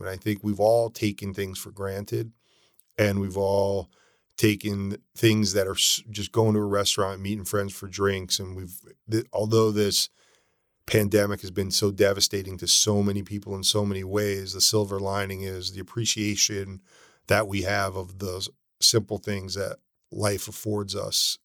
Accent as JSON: {"language": "English", "town": "Norwalk", "region": "Connecticut", "country": "United States", "tie": "born or raised there", "also_born_or_lived": "New York City", "moved": "as an adult", "lives_now": "California, United States", "said": "I grew up in Norwalk, Connecticut."}